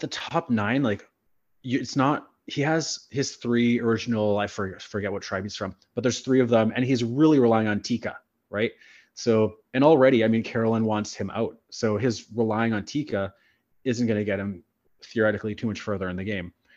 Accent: Sulacote, Manitoba, Canada; also born or lived in Winnipeg; I grew up in Sulacote

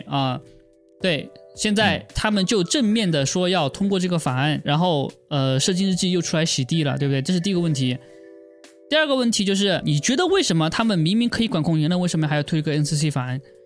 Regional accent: China; 我是中国人

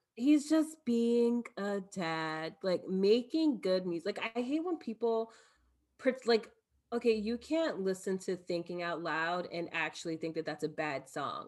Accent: Elizabeth, New Jersey, United States; moved away as an adult; also born or lived in Michigan; now in New York City, United States; growing up in Elizabeth

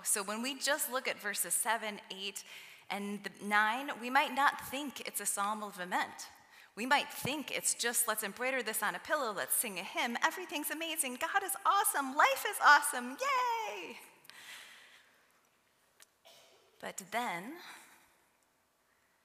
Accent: Midwest, United States

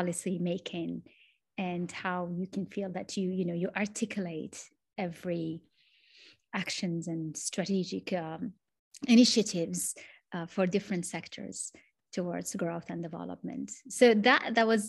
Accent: Morocco; English is a second language; I am from Morocco, connecting actually from Morocco

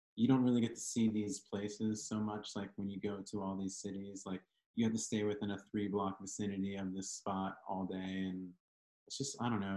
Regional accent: Lancaster, Pennsylvania, United States; I'm from Lancaster, Pennsylvania

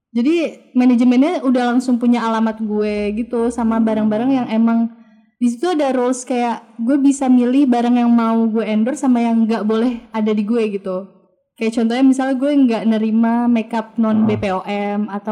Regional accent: Palembang, South Sumatra, Indonesia; asli Palembang sih gue

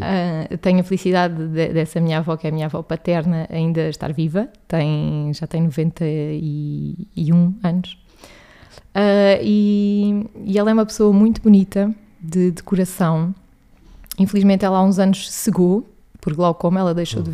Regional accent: Alentejo, Portugal; moved away as an adult; now in Lisbon, Portugal; sou natural do Alentejo

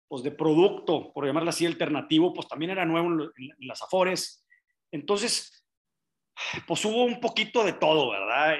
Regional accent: Monterrey, Nuevo León, Mexico; yo nací en Monterrey, vengo de familia empresaria industrial, muy típico de los regiomontanos

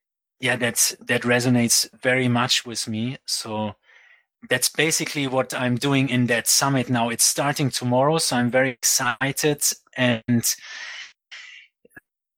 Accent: Aachen, North Rhine-Westphalia, Germany; moved away as an adult; also born or lived in Fiji; I grew up in Germany. In Aachen, near Cologne, next to Belgium and Netherlands

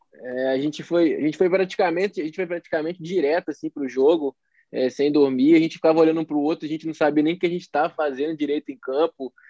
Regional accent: Itabira, Minas Gerais, Brazil; Começou no futsal em Itabira, é, sou natural de Itabira, na equipe do Valério Doce

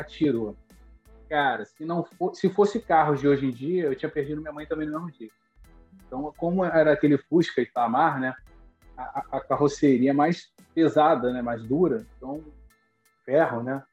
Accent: Duque de Caxias, Rio de Janeiro, Brazil; moved away as an adult; now in Pompano Beach, United States; eu cresci em Duque de Caxias, já estava morando na capital

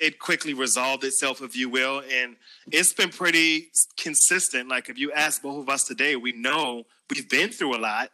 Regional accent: Charleston, South Carolina, United States; accent: Geechee; I am from Charleston, South Carolina.

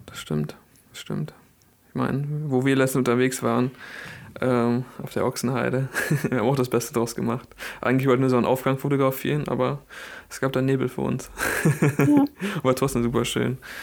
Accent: Bielefeld, North Rhine-Westphalia, Germany; bei uns in Bielefeld

